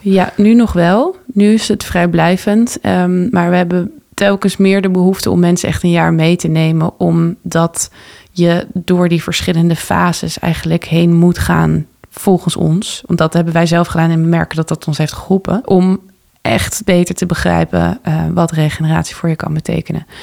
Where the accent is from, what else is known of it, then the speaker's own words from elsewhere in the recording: Texel, North Holland, Netherlands; also born or lived in Amsterdam; En ik ben geboren in Amsterdam. Tot mijn achtste gewoond in West, in eh, de Bijlmer. En daarna ben ik met mijn ouders vertrokken naar Texel.